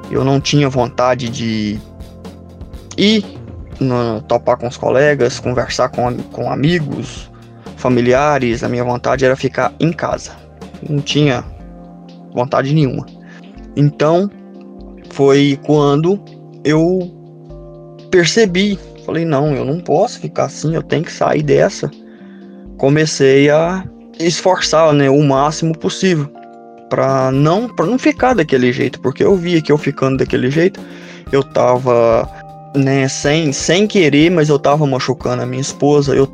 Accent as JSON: {"language": "Portuguese", "town": "Santana do Manhuaçu", "region": "Minas Gerais", "country": "Brazil", "said": "Sou de Santana do Manhuaçu, moro no córrego Japu"}